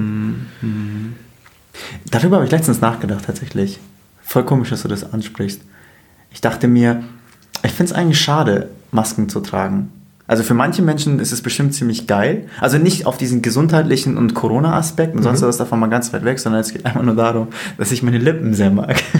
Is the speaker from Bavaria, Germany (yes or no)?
yes; Bavaria, Germany; Ich komme aus Bayern